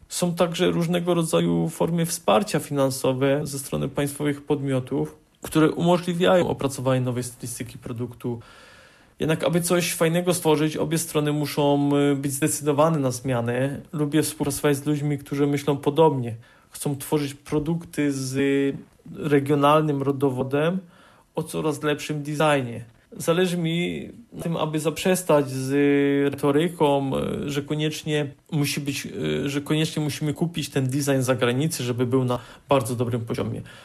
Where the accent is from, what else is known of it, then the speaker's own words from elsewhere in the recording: Poland; Pracuję na granicy polsko-czeskiej, y, skąd pochodzę.